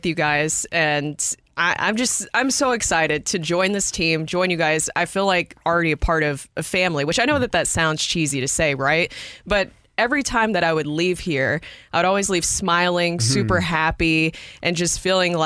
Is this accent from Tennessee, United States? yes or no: yes; Nashville, Tennessee, United States; moved away; I'm from Nashville, Tennessee.